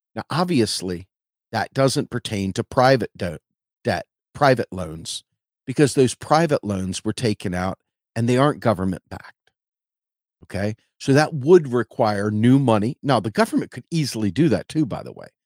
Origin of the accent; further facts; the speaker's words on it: Washington, District of Columbia, United States; moved away as an adult; I was from Washington, D C.